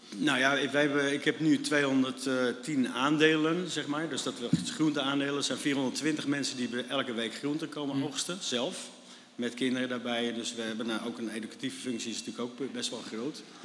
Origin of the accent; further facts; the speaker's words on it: Netherlands; wij gewoon met, met uh, z'n allen als Nederlanders